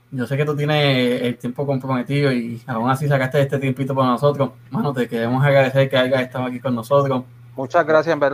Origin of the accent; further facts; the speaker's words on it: Puerto Rico; Y es que nosotros como puertorriqueños, ¿verdad?